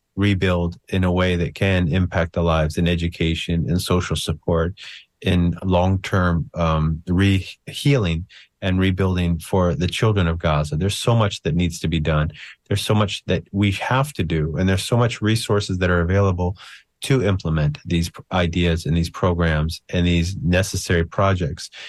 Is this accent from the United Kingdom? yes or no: no; United States; I'm an American